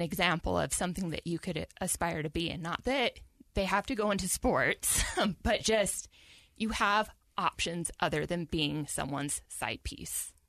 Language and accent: English; Salt Lake City, Utah, United States; I'm from Salt Lake